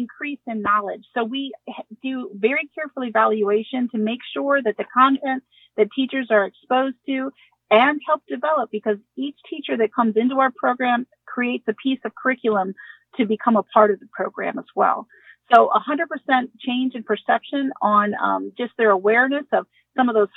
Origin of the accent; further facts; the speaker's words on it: Ohio, United States; I'm from Ohio